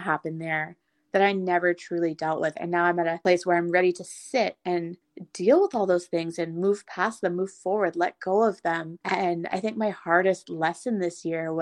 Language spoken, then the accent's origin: English; Ottawa, Ontario, Canada; moved away as an adult; I went home to Ottawa, and I now have such a love and appreciation for my hometown